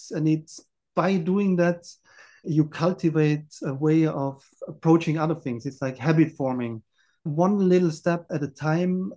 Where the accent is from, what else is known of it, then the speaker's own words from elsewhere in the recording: Austria; I grew up in the Austrian mountains